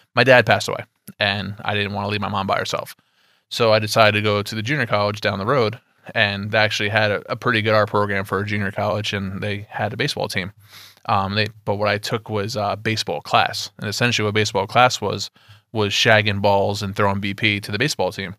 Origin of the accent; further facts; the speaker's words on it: Poughkeepsie, New York, United States; I'm, I'm from Poughkeepsie, you know, upstate New York to you guys